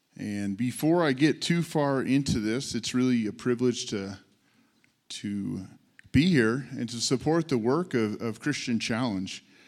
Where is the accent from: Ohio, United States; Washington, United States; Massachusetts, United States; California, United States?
California, United States; also born or lived in San Jose / Sonoma; I'm a California native. I'm a California kid. I was born in San Jose.